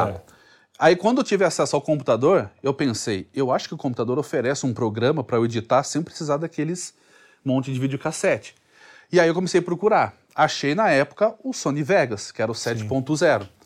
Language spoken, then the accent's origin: Portuguese; Sorocaba, São Paulo, Brazil; Mas antigamente eu é, o, o sotaque eu achava ruim, né? Que eu sou de Sorocaba, então lá é meio que porta, porteira, portão.